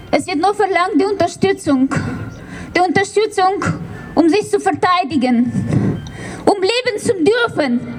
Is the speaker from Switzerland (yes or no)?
no; Lviv, Lviv Oblast, Ukraine; now in Freiburg, Germany; Ich bin eine gebürtige Lembergerin.